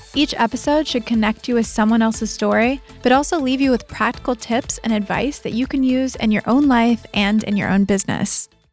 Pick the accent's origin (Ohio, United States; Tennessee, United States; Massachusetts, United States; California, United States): Ohio, United States; Columbus; now in Sydney, Australia; I grew up in Columbus, Ohio